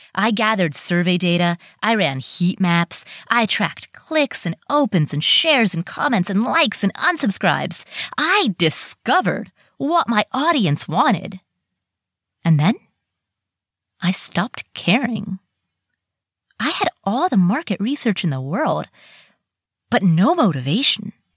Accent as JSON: {"language": "English", "region": "Ohio", "country": "United States", "tie": "born or raised there", "also_born_or_lived": "Kathmandu, Nepal", "said": "I moved to the U S, and I grew up in Ohio"}